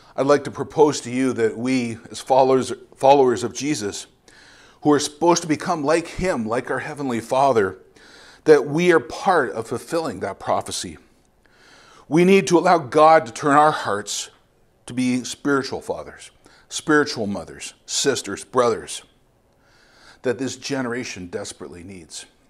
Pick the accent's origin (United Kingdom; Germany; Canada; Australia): Canada; London, Ontario; moved away as an adult; also born or lived in Bogota, Colombia; I'm originally from London, Ontario